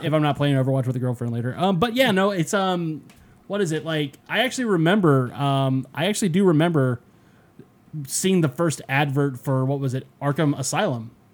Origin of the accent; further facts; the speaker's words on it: Denver, Colorado, United States; born or raised there; moved away